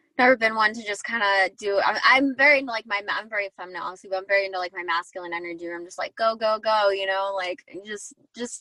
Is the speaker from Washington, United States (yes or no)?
no; Arizona, United States; now in Southern California, United States; I'm from Arizona. That's where I'm at right now. And then I live in SoCal